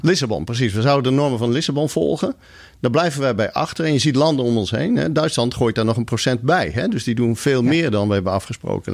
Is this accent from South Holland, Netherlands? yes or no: no; Leeuwarden, Friesland, Netherlands; moved away as an adult; also born or lived in Groningen / Zurich, Switzerland; ik ben geboren in Groningen, ik ben opgegroeid in Leeuwarden